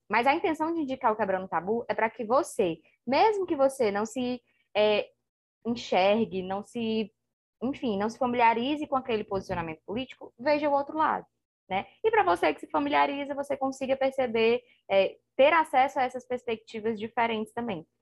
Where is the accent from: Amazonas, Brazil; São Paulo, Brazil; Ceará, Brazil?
Ceará, Brazil; a gente aqui no Ceará tem muito um ditado de assim, ah, seja cabra macho